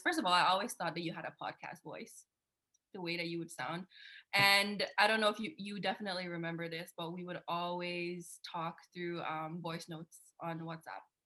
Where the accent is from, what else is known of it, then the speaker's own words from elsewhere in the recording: Guyana; moved away as an adult; also born or lived in Canada; now in Switzerland; I'm Guyanese. I was born in Guyana. I lived there for 20 years, and then we moved